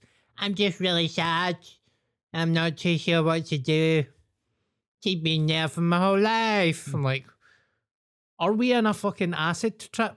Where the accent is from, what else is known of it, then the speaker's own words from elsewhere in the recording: Glasgow, Scotland, United Kingdom; I was born in Glasgow